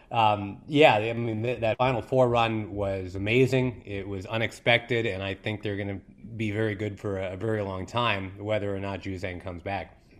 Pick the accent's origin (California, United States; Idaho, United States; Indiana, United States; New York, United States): New York, United States; Rochester; in my hometown of Rochester, New York